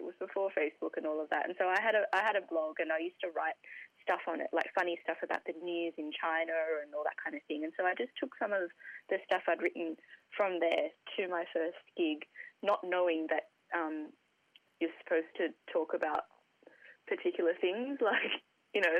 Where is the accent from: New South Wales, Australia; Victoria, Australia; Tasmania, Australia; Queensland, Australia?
New South Wales, Australia; Sydney; I grew up in the Hills District in Sydney.